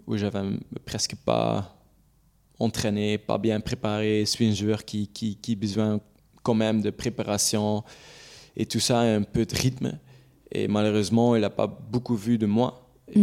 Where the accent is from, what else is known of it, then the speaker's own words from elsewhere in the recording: Belgium; French is a second language; je suis belge, c'est là où, où j'habite. C'est là où ma famille est